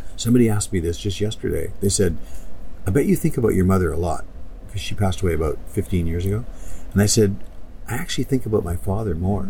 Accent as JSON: {"language": "English", "country": "Canada", "moved": "yes", "said": "I'm a proud Canadian"}